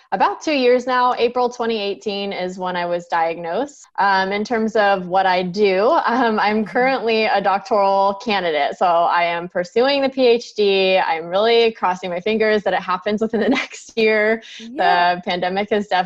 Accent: San Francisco Bay Area, California, United States; moved away as an adult; now in Alabama, United States; I'm originally from the San Francisco Bay Area, and I lived there for 27 years

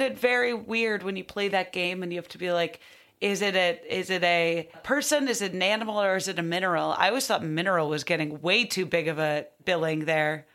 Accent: Highland Park, Illinois, United States; I'm from Highland Park.

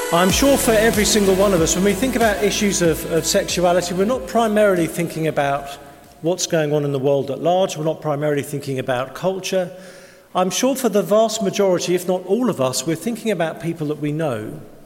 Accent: England, United Kingdom; we're English

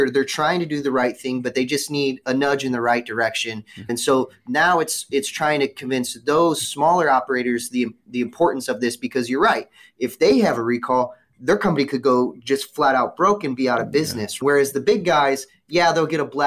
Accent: Missouri, United States; Missouri, this is my home state

